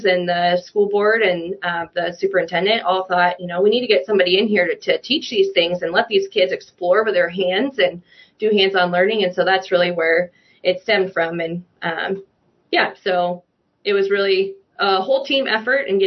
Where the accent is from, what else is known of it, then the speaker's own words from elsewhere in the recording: Tama County, Iowa, United States; I grew up in Tama County, Iowa. So kind of central Iowa